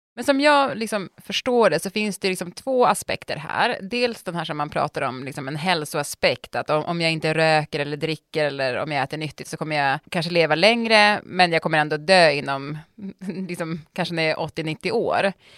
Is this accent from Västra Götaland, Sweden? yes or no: no; Piteå, Norrbotten County, Sweden; moved away; när jag var liten och det var 30 minus i Piteå då, där jag kommer ifrån